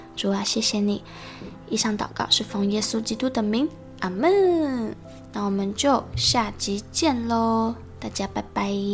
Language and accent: Chinese; Taiwan; 我们。台湾人